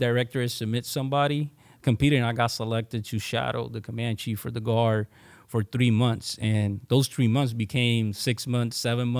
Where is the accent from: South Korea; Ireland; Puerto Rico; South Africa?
Puerto Rico; San Juan; I was born and raised in San Juan, Puerto Rico. I'm an Army brat.